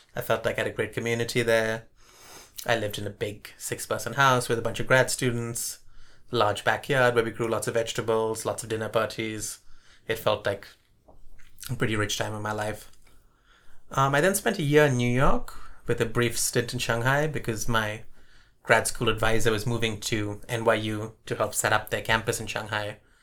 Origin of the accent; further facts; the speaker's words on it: Bangalore, Karnataka, India; also born or lived in Colombo, Sri Lanka / Bombay, India; now in Davis, United States; we moved to Bombay for a few years and then to Bangalore. And Bangalore at the time was this relatively small, sleepy town, which is part of the reason my parents moved there